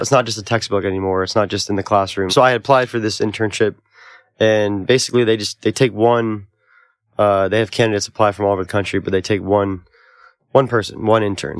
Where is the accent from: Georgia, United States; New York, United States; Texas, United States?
New York, United States; Albany; also born or lived in Oneonta, New York; growing up in Albany and then going to school at SUNY Oneonta